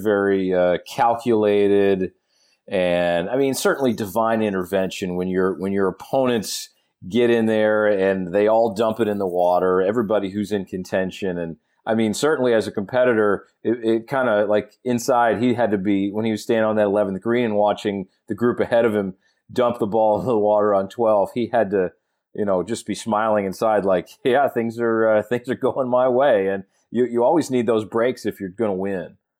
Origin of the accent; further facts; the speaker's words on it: North Carolina, United States; my home state of North Carolina